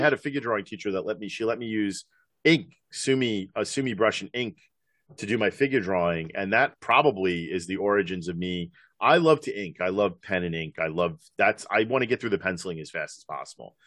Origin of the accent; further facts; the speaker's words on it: New York, United States; I grew up in New York